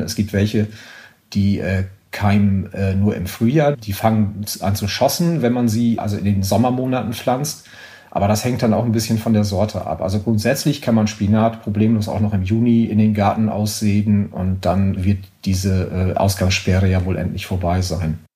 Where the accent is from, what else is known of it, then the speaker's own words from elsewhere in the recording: Germany; now in France; wir haben in Deutschland